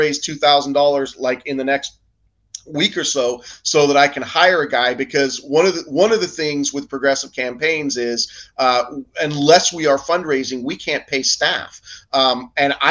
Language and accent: English; England, United Kingdom; now in United States; I grew up in England